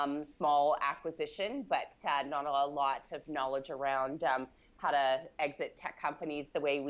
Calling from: Vancouver, British Columbia, Canada

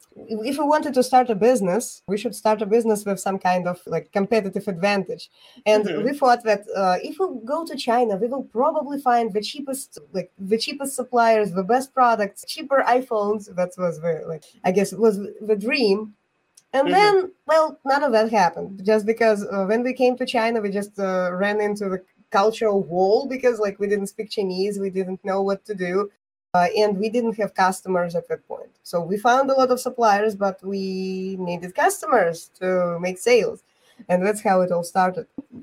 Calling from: Bulgaria; I'm joining from Bulgaria.

